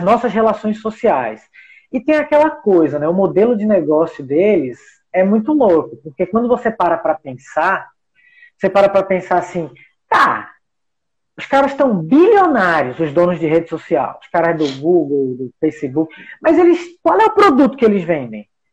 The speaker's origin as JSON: {"language": "Portuguese", "country": "Brazil", "said": "nós somos brasileiros"}